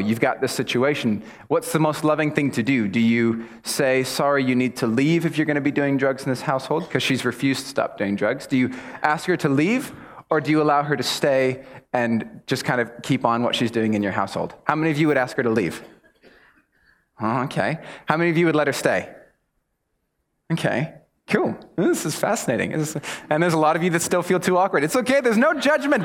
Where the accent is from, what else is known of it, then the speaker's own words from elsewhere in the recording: United States; I'm American